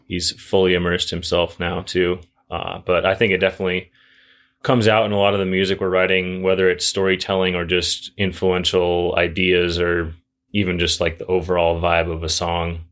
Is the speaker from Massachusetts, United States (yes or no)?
no; Juneau, Alaska, United States; moved away as an adult; now in Bozeman, United States; I grew up in Juneau